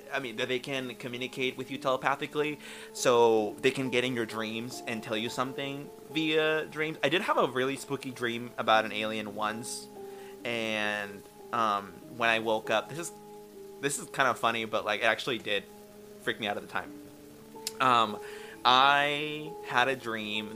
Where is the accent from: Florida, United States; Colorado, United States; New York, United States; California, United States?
California, United States; Northern; moved away; we are from California, up north. And by where we used to live, there was a mountain, Mount Shasta